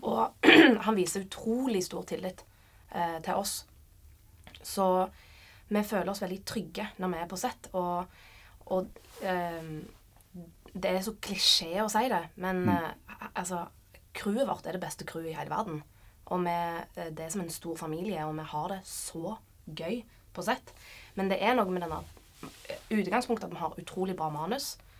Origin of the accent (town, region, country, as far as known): Sandnes, Rogaland, Norway; born or raised there; moved away as an adult